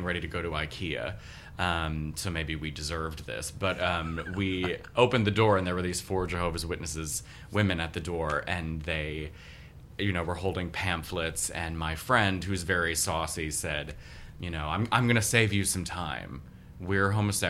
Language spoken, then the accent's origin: English; Baltimore, Maryland, United States; now in New York, United States; I grew up in Baltimore.